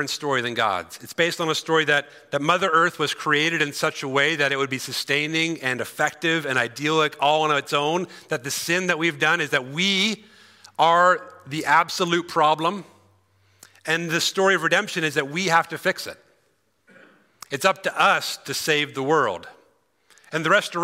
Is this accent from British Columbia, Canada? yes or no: no; Cochrane, Alberta, Canada; I'm from Cochrane originally